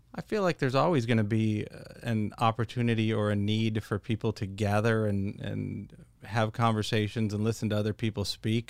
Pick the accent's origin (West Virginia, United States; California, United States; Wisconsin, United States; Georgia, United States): California, United States; moved away as an adult; now in Virginia, United States; originally I came from California, and for the last four years I've lived in Virginia